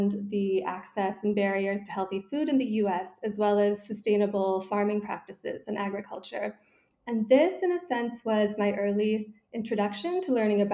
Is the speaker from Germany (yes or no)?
no; Malibu, California, United States; moved away as an adult; also born or lived in San Francisco, United States; now in Paris, France; I grew up in Malibu, California, very small town.